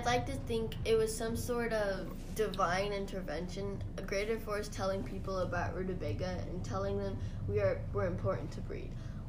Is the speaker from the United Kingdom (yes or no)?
no; Sweden; now in Washington, United States; Oh, well, I'm originally from Sweden. That's where rutabaga grow primarily. And like I said earlier, I now live on a small farm in Washington.